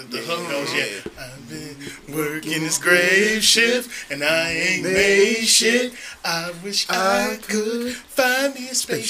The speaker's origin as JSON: {"language": "English", "town": "Columbus", "region": "Ohio", "country": "United States", "tie": "born or raised there", "said": "I'm coming from Columbus City Schools where it's all black."}